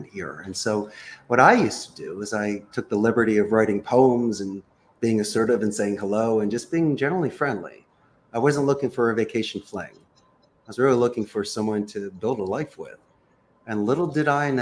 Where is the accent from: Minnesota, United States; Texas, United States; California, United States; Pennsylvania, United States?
Pennsylvania, United States; Philadelphia; now in Costa Rica; I currently reside in beautiful, sunny Central America, but I'm originally from Northeast Philadelphia.